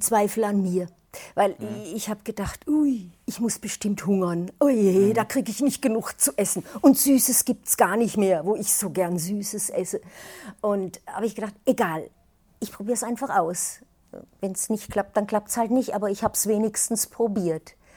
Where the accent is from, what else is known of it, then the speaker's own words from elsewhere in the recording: Würzburg, Bavaria, Germany; Ich komme aus Würzburg